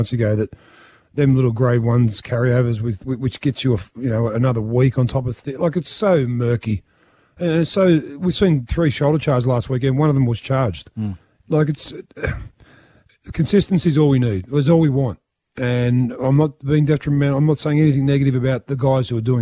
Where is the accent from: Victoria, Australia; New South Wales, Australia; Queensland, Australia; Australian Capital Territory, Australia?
New South Wales, Australia; Penrith; I come from Penrith